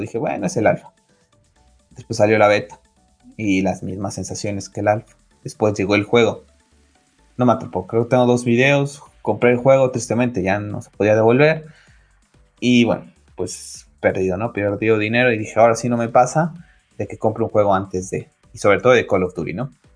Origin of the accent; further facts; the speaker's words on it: Mexico; en mi país, en México